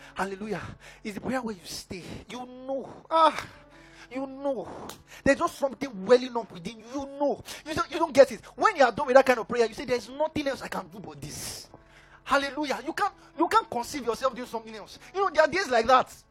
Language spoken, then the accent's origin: English; Ekiti, Nigeria; I'm from Ekiti.